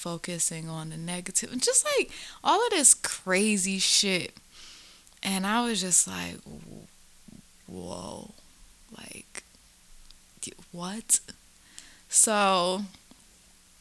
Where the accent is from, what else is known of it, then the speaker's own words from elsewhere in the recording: the South, United States; I grew up in the South